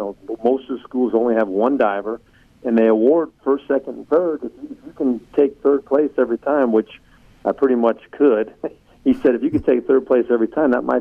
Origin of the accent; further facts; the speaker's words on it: Southern California, United States; I grew up in Southern California